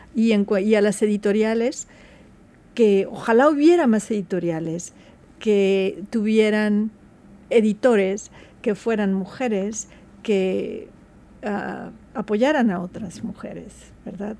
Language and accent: Spanish; Mexico; yo soy mexicana, orgullosamente mexicana